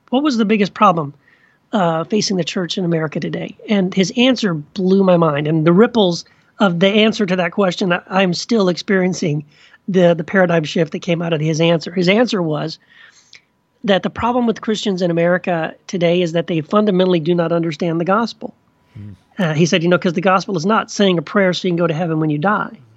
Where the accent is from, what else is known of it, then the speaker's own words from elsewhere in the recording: Texas, United States; also born or lived in Tennessee; now in Orange County, California, United States; I grew up mostly in Texas. I was born in Tennessee, raised in Texas.